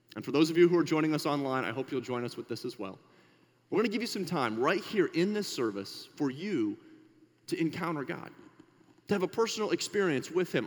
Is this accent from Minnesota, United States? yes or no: yes; Minnesota, United States; we're from Minnesota